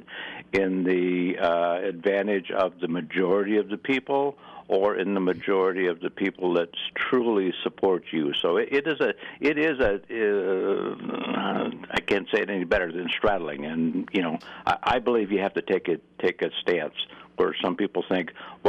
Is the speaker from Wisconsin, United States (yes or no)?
yes; Buffalo County, Wisconsin, United States; now in Minnesota, United States; I was born and raised in Buffalo County, Wisconsin, and I grew up hunting with shotguns